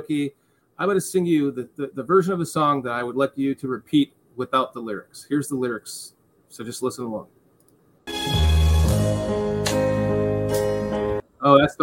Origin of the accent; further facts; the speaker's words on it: Illinois, United States; also born or lived in Georgia; now in Florida, United States; I'm from Illinois and I moved to Georgia and then Florida